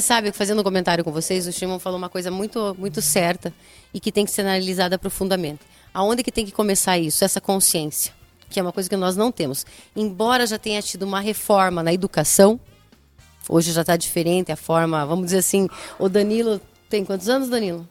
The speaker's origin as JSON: {"language": "Portuguese", "country": "Brazil", "said": "mulher, sou brasileira"}